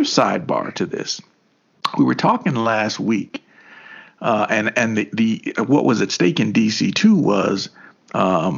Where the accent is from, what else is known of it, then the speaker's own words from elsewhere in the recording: Kentucky, United States; even in Kentucky, man, we were grooving